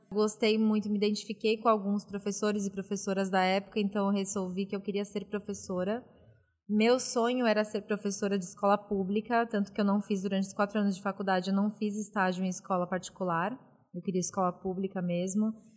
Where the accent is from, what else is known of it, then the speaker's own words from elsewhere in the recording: São Paulo, Brazil; nasci na ZL, né? Famosa Zona Leste de São Paulo.